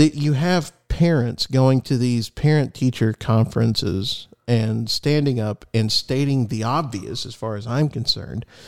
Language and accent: English; United States; as an American